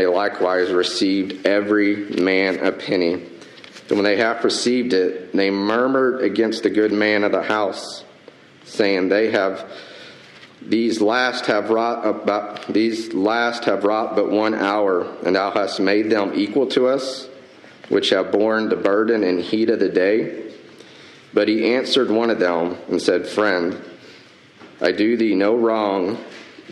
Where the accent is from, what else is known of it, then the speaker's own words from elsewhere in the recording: the South, United States; I'm from the South